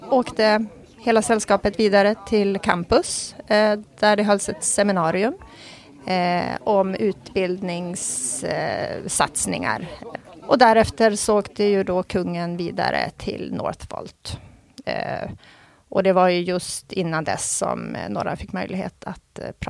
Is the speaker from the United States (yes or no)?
no; Norrland, Sweden; Jag, jag är från Norrland